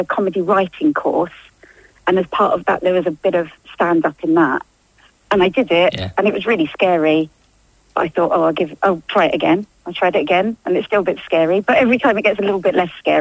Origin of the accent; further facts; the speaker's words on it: Gants Hill, East of England, United Kingdom; originally from Essex, from Gants Hill, proud